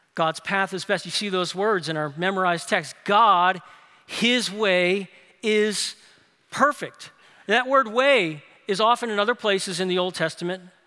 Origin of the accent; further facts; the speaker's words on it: New Orleans, Louisiana, United States; moved away as an adult; now in Birmingham, United States; my hometown, New Orleans, no one hikes